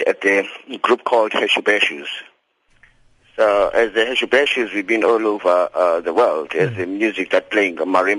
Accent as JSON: {"language": "English", "town": "Cape Town", "region": "Western Cape", "country": "South Africa", "tie": "born or raised there", "said": "I grew up seeing in Langa"}